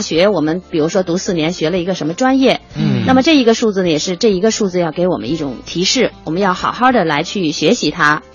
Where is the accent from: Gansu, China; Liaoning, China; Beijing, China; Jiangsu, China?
Beijing, China; accent: Beijing dialect; 我们北京话叫棍儿